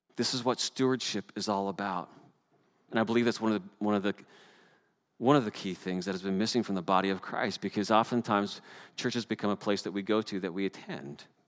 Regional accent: Canada; As a Canadian

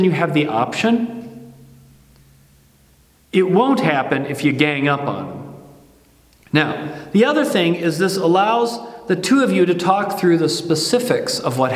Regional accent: Midwest, United States; I grew up in the Midwest

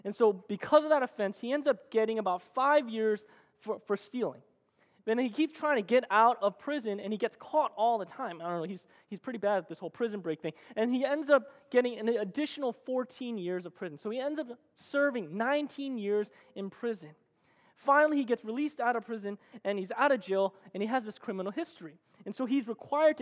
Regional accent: New Jersey, United States; moved away; I'm originally from the East Coast, and I actually grew up in the greatest state of America, and that is New Jersey

